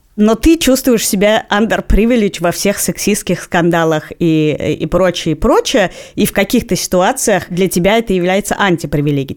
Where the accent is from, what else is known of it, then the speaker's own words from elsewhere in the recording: Moscow, Russia; то, что я родилась в Москве